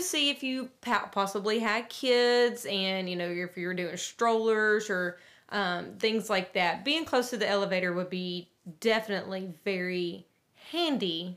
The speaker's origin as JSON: {"language": "English", "town": "Nashville", "region": "Tennessee", "country": "United States", "said": "we are from Music City"}